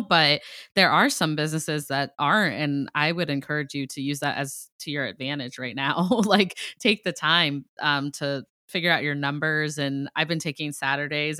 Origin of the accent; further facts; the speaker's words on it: Ohio, United States; now in Boston, United States; I'm from Ohio. I'm like a Midwest girl